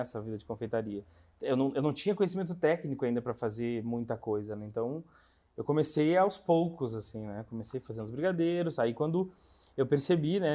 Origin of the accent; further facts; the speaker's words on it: interior of Rio Grande do Sul, Brazil; moved away as an adult; now in Curitiba, Brazil; eu sou gaúcho do interior do Rio Grande do Sul